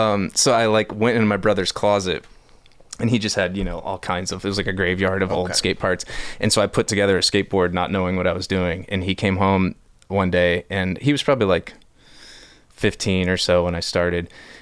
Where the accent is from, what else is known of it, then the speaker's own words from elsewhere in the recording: Tampa, Florida, United States; Born and raised in Tampa. Lived pretty much every part of Tampa you can live in.